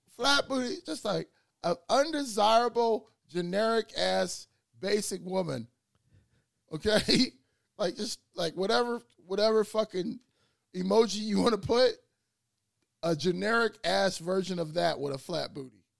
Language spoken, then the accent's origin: English; Chicago, Illinois, United States; also born or lived in West Africa; we both from West Side of Chicago, and I'm from the West Side of Africa too